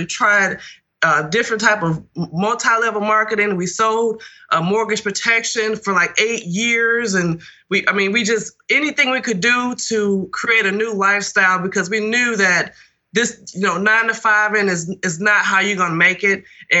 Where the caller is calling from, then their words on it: Birmingham, Alabama, United States; I'm calling from Birmingham, Alabama.